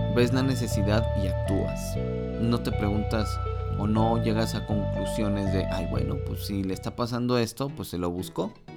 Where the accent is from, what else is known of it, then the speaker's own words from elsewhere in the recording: Mexico; mi país